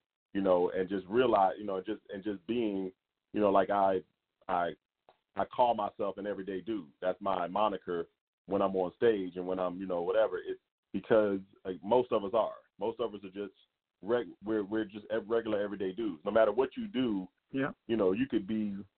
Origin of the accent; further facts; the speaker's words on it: the South, United States; also born or lived in Philadelphia, Pennsylvania; now in Las Vegas, United States; I also spent a lot of time in the South. So the majority of my, you know, my formidable years, high school years and everything like that, were spent in the South.